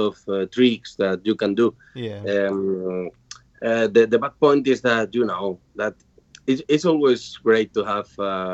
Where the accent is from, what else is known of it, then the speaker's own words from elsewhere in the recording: Spain; I'm from Spain